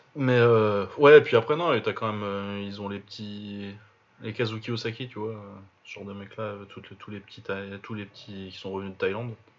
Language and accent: French; France; on est français